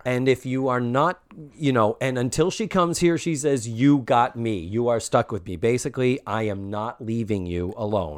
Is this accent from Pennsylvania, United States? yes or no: no; Massachusetts, United States; I'm from Massachusetts